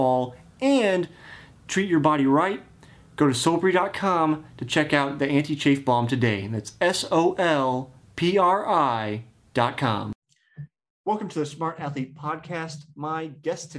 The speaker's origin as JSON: {"language": "English", "town": "Kansas City", "country": "United States", "said": "I am from Kansas City"}